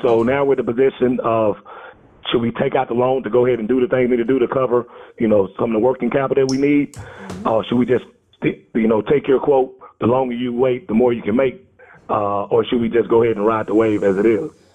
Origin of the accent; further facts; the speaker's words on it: Dallas, Texas, United States; I'm from Dallas, Texas.